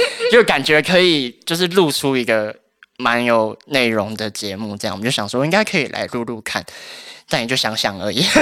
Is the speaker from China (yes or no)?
no; Taoyuan, Taiwan; moved away as an adult; now in Taipei, Taiwan; 因为我是桃园人，然后我们家就是在 桃园的一座小山上面的一个社区里面